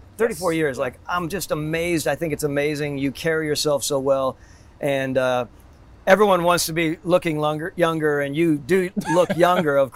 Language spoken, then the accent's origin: English; Cleveland, Ohio, United States; We're back out to Cleveland to spend some time in my hometown